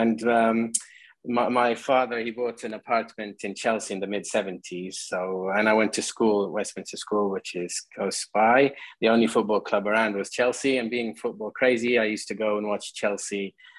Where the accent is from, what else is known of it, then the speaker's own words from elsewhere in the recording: Qatar; moved away; growing up in Qatar, where my father worked, you know, Qatar is a football crazy country